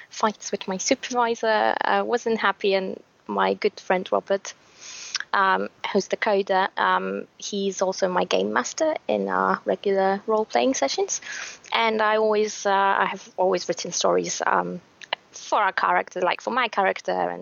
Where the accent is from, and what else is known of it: Poland; English is a second language